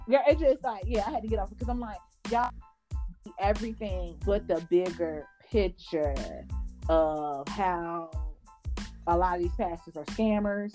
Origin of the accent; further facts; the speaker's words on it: New York, United States; whenever I go to Mississippi, I'm from New York